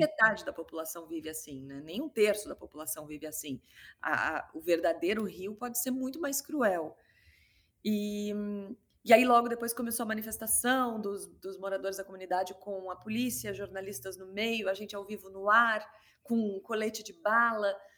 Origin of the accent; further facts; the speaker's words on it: Rio Grande do Sul, Brazil; moved away; also born or lived in Rio de Janeiro; eu sou gaúcha